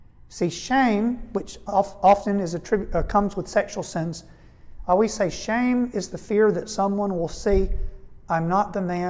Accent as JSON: {"language": "English", "country": "United States", "said": "We grew up in the United States."}